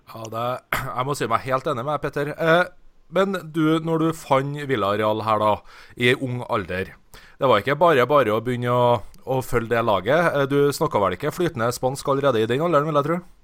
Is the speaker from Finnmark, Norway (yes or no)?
no; Trondheim, Trøndelag, Norway; jeg er jo fra Trondheim